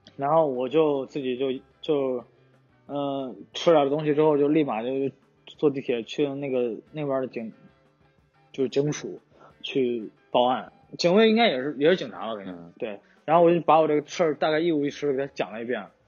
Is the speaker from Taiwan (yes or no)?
no; China; now in Osaka, Japan; 然后我又是个中国人